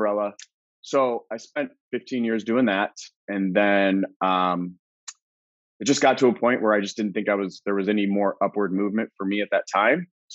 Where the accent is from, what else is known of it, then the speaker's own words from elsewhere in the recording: Phoenix, Arizona, United States; also born or lived in Colorado; born and raised Phoenician.